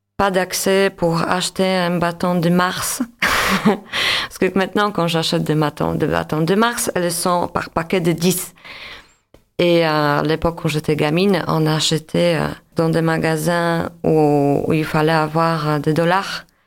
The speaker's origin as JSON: {"language": "French", "town": "Łódź", "region": "Łódź Voivodeship", "country": "Poland", "tie": "born or raised there", "second_language": "French", "moved": "as an adult", "lives_now": "Montpellier, France", "said": "je suis d'origine polonaise. Euh, je suis née à Lodz, Łódź."}